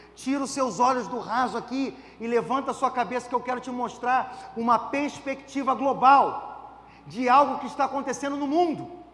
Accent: Brazil; nós, brasileiros

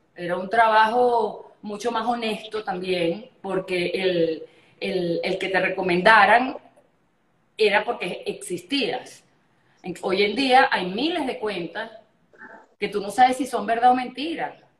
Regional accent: Margarita Island, Nueva Esparta, Venezuela; moved away; also born or lived in Caracas; yo me crié en Margarita, mi papá es cubano, mi mamá es mexicana, y cuando yo nazco, yo nací aquí en, en, Margarita, en, en Caracas

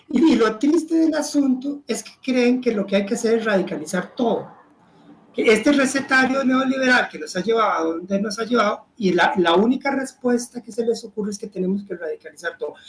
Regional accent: Costa Rica

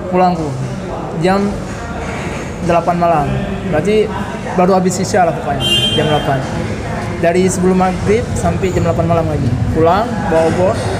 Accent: Aceh, Indonesia; moved away; Aku tuh ngaji, ngaji. Jadi kan seperti masyarakat Aceh umumnya

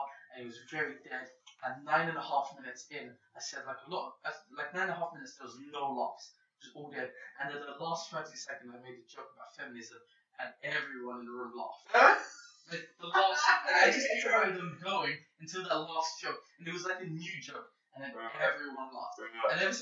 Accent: Tangier, Tanger-Tetouan-Al Hoceima, Morocco; moved away; That's where I was born in Morocco.

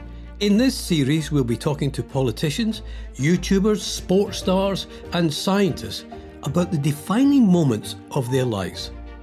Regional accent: Mauchline, Scotland, United Kingdom; I'm from Mauchline in Ayrshire

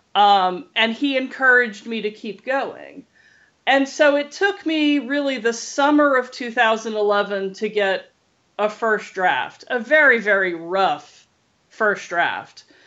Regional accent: Louisiana, United States; moved away; I grew up in Louisiana

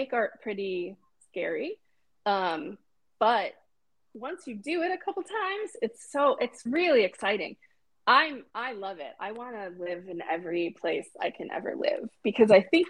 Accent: East Coast, United States; moved away as an adult; also born or lived in Chicago / New York; now in San Francisco, United States; growing up on the East Coast, I'd been to New York

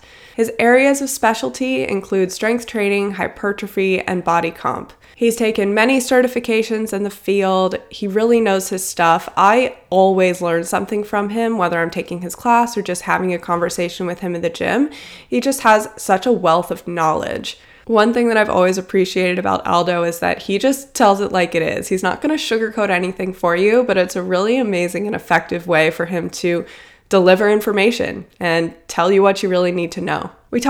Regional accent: Cincinnati, Ohio, United States; moved away; I'm from Cincinnati, Ohio, originally.

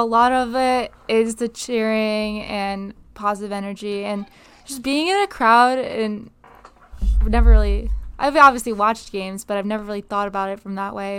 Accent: Binghamton, New York, United States; moved away as an adult; now in Connecticut, United States; I am from the city of Binghamton, specifically the Johnson City, but it's better to say I'm from Binghamton

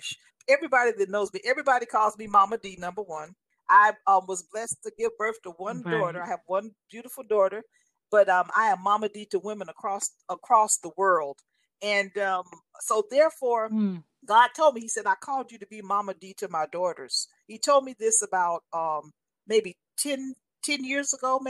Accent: Los Angeles, California, United States; being 12 years old, going to private school, being very privileged, growing up in Los Angeles

